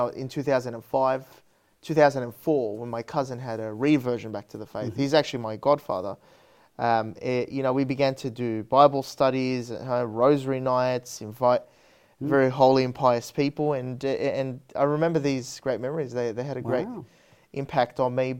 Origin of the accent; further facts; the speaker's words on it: Parramatta, New South Wales, Australia; I grew up in Parramatta, North Parramatta